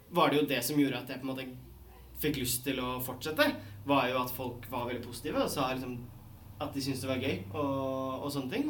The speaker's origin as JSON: {"language": "Norwegian", "town": "Bærum", "region": "Akershus", "country": "Norway", "said": "Jeg er jo også fra Bærum"}